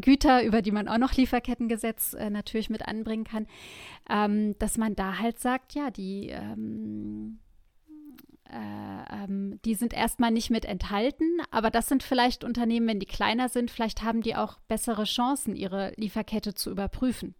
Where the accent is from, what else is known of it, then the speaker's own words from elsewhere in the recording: Germany; hier als Deutsche